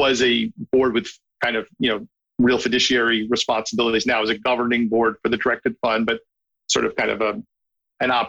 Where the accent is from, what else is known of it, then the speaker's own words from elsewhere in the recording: New York City, New York, United States; as a New Yorker